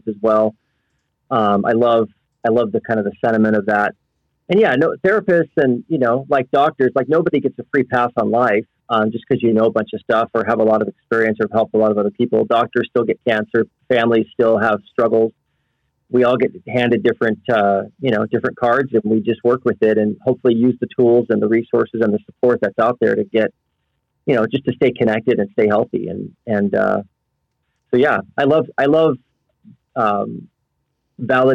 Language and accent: English; Oklahoma, United States; moved away as an adult; now in St. George, United States; I'm originally from Oklahoma, but my wife and I have lived in St. George, Utah for the past 15 years